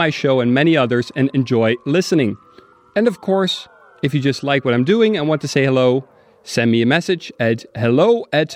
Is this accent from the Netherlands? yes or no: yes; Amsterdam, North Holland, Netherlands; now in Berlin, Germany; Amsterdam, my hometown.